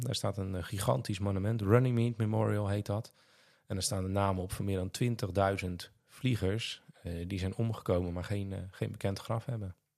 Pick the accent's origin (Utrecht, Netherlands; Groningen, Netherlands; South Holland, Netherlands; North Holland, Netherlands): South Holland, Netherlands; Vlaardingen; ik ben opgegroeid in de Holywijk. in de buurt van het wijkpark